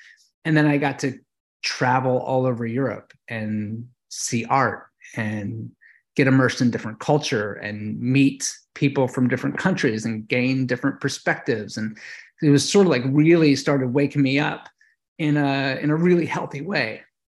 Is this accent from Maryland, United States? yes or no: yes; Baltimore, Maryland, United States; So I grew up in Baltimore. So Baltimore, Maryland, which is kind of a rough place to grow up.